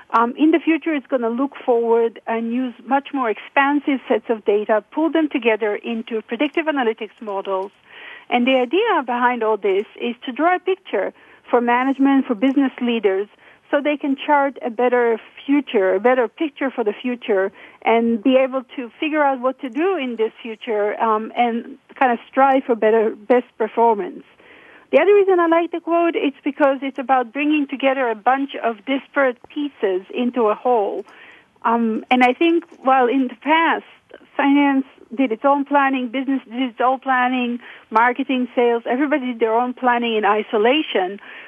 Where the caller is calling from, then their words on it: Oregon, United States; I'm calling from south of Salem, Oregon.